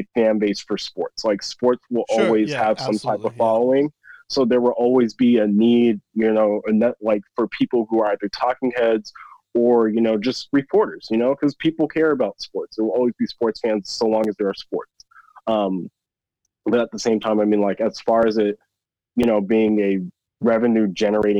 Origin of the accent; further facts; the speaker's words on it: Chino Hills, California, United States; moved away as an adult; also born or lived in Arizona; I grew up in Chino Hills